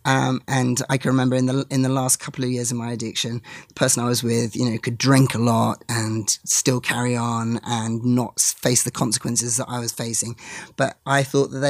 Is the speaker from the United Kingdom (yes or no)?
yes; England, United Kingdom; As an English person